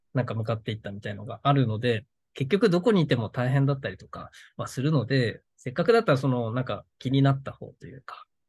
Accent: Okinawa, Japan; moved away as an adult; now in Tokyo, Japan; 沖縄にいた頃はそんな、あんまり興味がなかったというか、その実家暮らしだったので

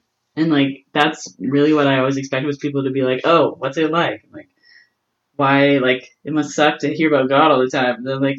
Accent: Winnipeg, Manitoba, Canada; Like, I really like to hang out with people, and I think that's really what the North End is.

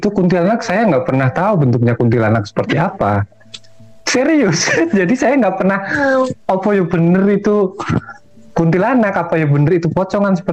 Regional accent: Semarang, Central Java, Indonesia; saya tinggal di sebuah rumah punya bapak saya itu kebetulan rumah tinggalan Belanda gitu pavilion

